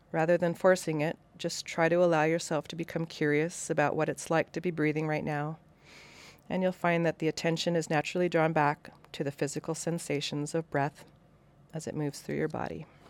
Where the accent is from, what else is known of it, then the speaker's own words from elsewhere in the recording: Western Washington, United States; moved away; also born or lived in Coeur d'Alene, Idaho; Coeur d'Alene has, was my home for twenty years, but I grew up in Western Washington